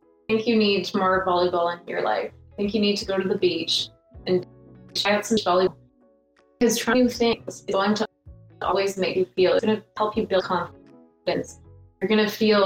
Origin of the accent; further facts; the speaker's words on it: Canada; we could be covered in snow at any moment here in Canada.